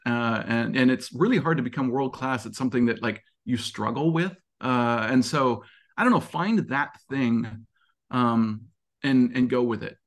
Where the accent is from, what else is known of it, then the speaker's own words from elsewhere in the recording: Montana, United States; moved away; I grew up in Montana